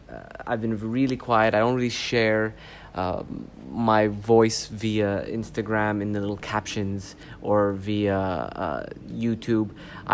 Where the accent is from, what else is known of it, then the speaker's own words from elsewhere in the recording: Canada; also born or lived in Saudi Arabia; I was born in Canada. I grew up between Canada and Saudi Arabia. I had my feet in both cultures. In Canada, I was the Saudi, and in Saudi, I was the Canadian.